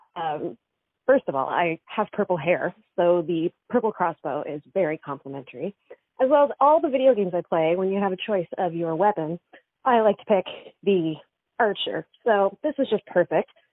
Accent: Dartmouth, Nova Scotia, Canada; I grew up in Dartmouth

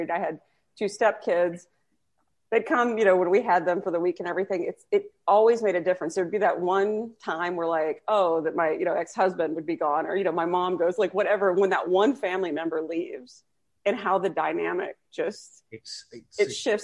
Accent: Texas, United States; I'm from Texas

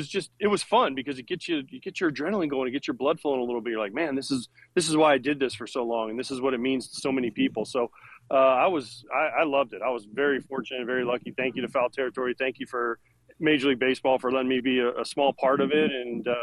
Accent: Florida, United States; Well, I grew up in Florida, so you guys have to understand that we played year-round when I was in high school.

